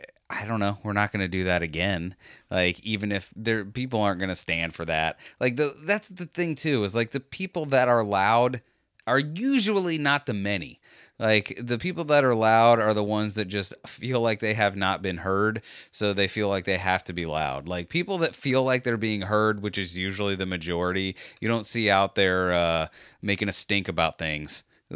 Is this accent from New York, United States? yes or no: yes; Brooklyn, New York, United States; I assure you that I am from Brooklyn and I am not from Spain. I'm sorry if there was any confusion.